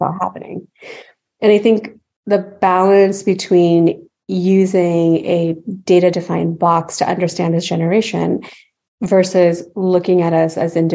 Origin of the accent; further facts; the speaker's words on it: United States; also born or lived in Pakistan; I came here when I was two.